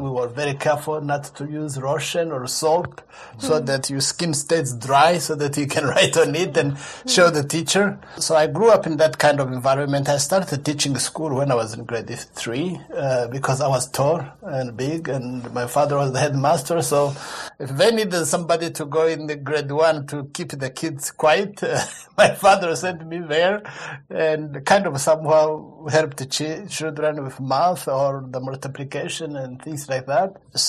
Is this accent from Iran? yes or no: no; Rwanda; from Rwanda.